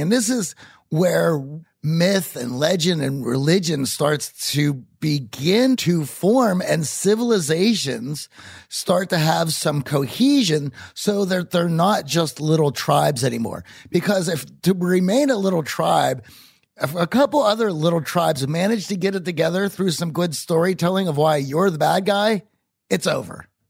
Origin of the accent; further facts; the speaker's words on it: Pittsburgh, Pennsylvania, United States; I grew up in Pittsburgh